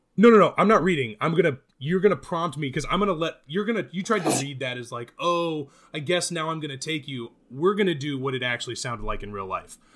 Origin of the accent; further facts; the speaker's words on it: Midwest, United States; now in California, United States; I'm from the Midwest